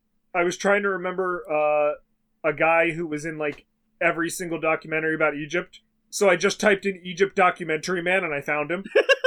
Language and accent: English; England, United Kingdom; We're English.